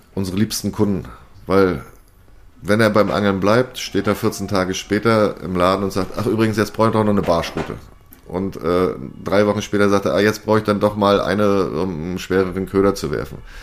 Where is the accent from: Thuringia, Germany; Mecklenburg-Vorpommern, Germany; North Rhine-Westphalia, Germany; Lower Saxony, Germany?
Mecklenburg-Vorpommern, Germany; meinem Heimatland Mecklenburg-Vorpommern